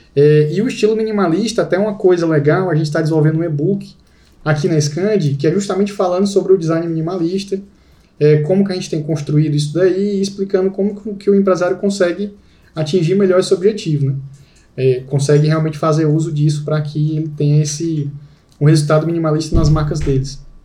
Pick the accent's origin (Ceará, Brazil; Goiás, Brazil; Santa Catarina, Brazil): Ceará, Brazil; Fortaleza; eu sou de Fortaleza